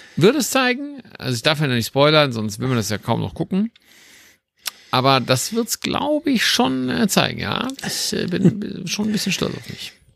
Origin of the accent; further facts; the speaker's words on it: Düsseldorf, North Rhine-Westphalia, Germany; als Düsseldorfer